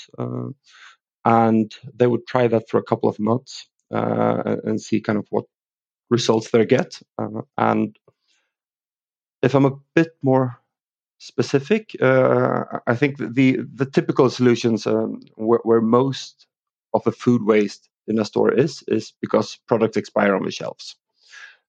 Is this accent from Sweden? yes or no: yes; Sweden; English is a second language; also born or lived in London, England; I am from Sweden.